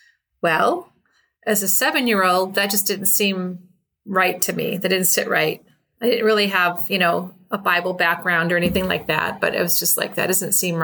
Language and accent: English; Chicago, Illinois, United States; I grew up in Chicago